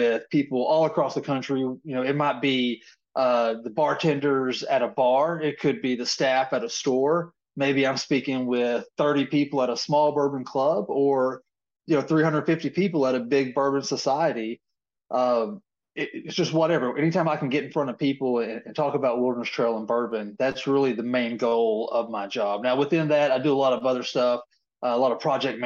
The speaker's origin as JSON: {"language": "English", "area": "Southern Pulaski County", "region": "Kentucky", "country": "United States", "tie": "born or raised there", "said": "by birth, I'm, Southeastern. So I'm from Southern Pulaski County, down there, probably about 30 miles or so from the Tennessee state"}